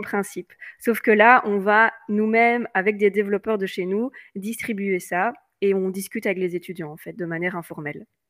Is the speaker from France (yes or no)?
no; Belgium; je suis belge.